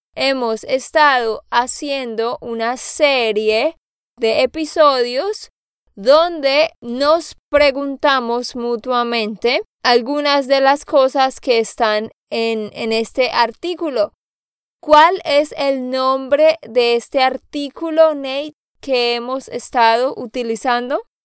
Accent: Santander, Colombia; now in Nashville, United States; de Santander, Colombia

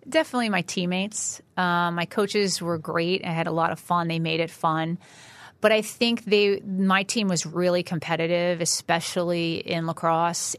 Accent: Chatham, New Jersey, United States; I'm from North Jersey, Chatham, New Jersey

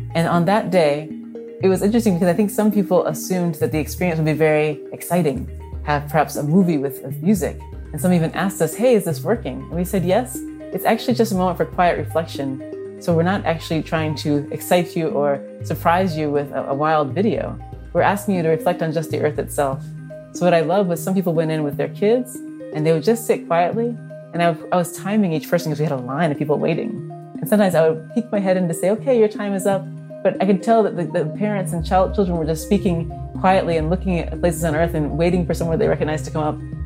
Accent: Orlando, Florida, United States; moved away; I grew up in Orlando

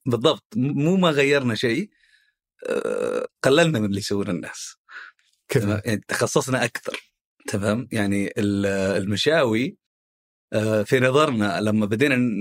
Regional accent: Khobar, Eastern Province, Saudi Arabia; احنا من اهل الشرقيه اول شيء انا من آه، مواليد وسكان الخبر

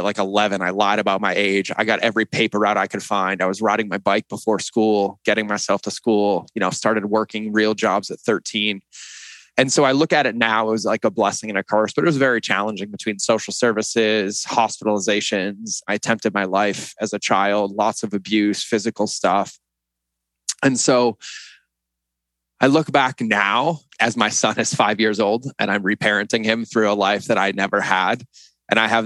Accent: Boston, Massachusetts, United States; moved away as an adult; also born or lived in West Hartford, Connecticut; I grew up in West Hartford, Connecticut, and then right outside of Boston

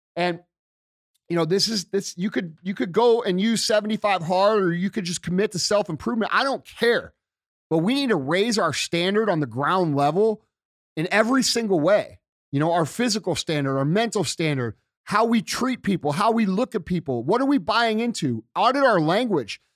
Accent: United States

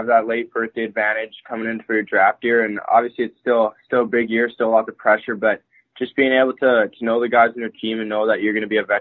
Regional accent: Saskatoon, Saskatchewan, Canada; I'm from Saskatoon, Saskatchewan

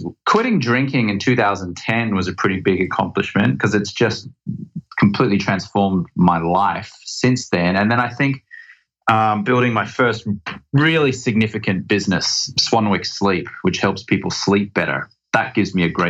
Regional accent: Brisbane, Queensland, Australia; moved away as an adult; also born or lived in England; now in Venice Beach, United States; Grew up in Brisbane, Australia. I am a naturalized American citizen. So I guess you could say I'm Australian-American.

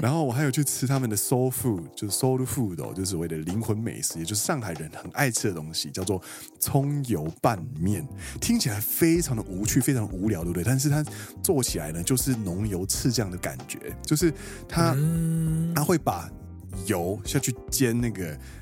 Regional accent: Kaohsiung, Taiwan; moved away as an adult; now in Japan; 其实身为高雄人来说

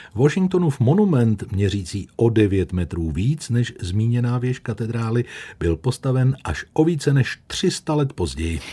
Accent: Plzeň, Plzeň Region, Czechia; pro nás, rodilé Plzeň Černáky

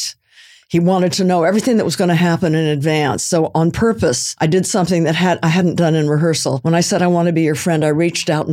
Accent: California, United States; there were no people of color around me when I was growing up on the West Coast in California

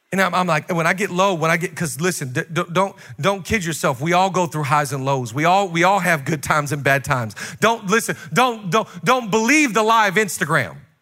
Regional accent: Seattle, Washington, United States; moved away as an adult; also born or lived in Los Angeles, United States; I'm from Seattle

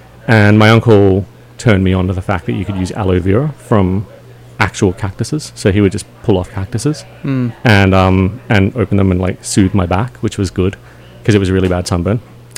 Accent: Melbourne, Victoria, Australia

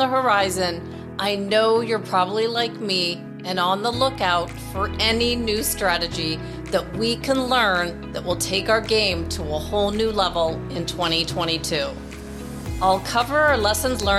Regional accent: Toronto, Ontario, Canada; now in Arizona, United States; my hometown of Toronto, Canada

